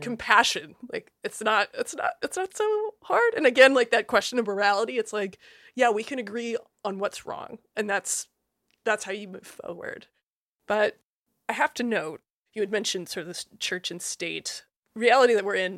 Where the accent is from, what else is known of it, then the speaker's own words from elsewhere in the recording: Iowa, United States; I'm from Iowa